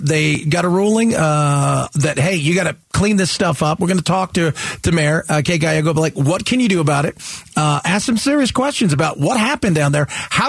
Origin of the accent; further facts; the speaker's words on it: Los Angeles, California, United States; moved away as an adult; also born or lived in San Francisco; now in Phoenix, United States; I lived near San Francisco for many years, Los Angeles. I was born and raised in Los Angeles.